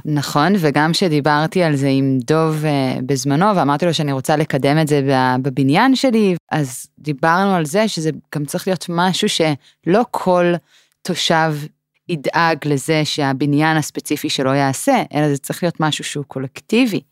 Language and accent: Hebrew; Israel